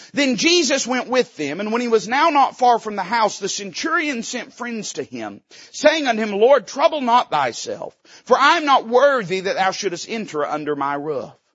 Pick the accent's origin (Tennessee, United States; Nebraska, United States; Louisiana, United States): Tennessee, United States; we're hillbillies from Tennessee